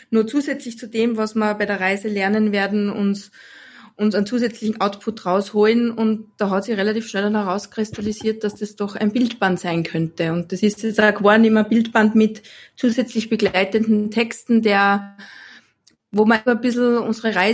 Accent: Austria; ich bin äh, Fotografin aus Österreich. Das wird man in meinem Dialekt hören.

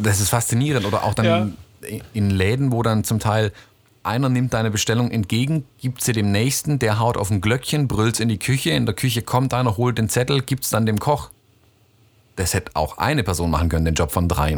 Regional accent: Stuttgart, Baden-Württemberg, Germany

